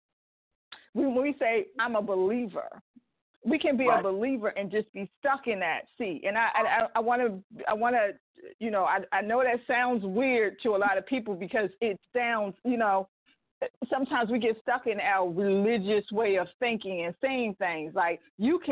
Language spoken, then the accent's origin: English; Baltimore, Maryland, United States; moved away; I'm originally from Baltimore, Maryland